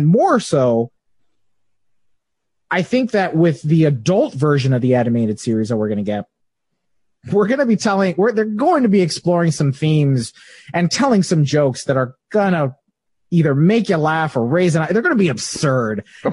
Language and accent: English; United States; also born or lived in Cuba (ancestry); I was born here in America, my entire family is from Cuba. I'm first generation American. So I speak Spanish fluently